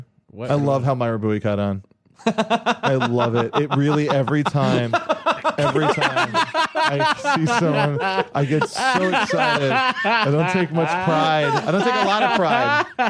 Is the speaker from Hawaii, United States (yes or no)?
yes; Hawaii, United States; I am born and raised in Hawaii. Luau is a very fun, popular thing to do.